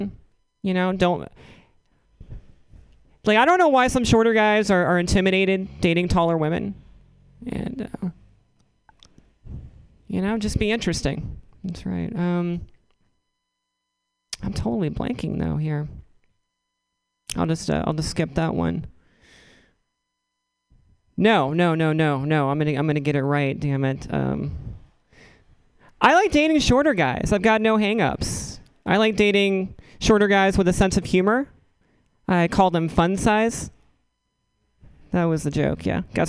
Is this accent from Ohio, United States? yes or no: no; Northeastern North Carolina, United States; now in San Francisco, United States; growing up in Northeastern North Carolina.